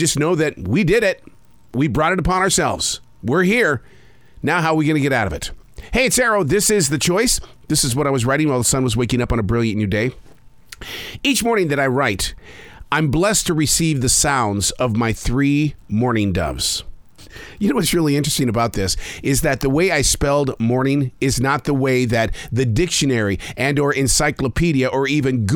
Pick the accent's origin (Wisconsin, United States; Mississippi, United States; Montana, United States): Montana, United States; Billings; I grew up raising pigeons in Billings, Montana